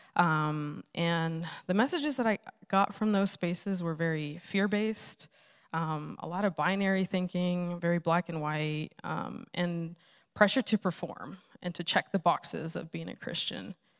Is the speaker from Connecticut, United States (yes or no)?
no; Los Angeles, California, United States; moved away; I'm originally from Los Angeles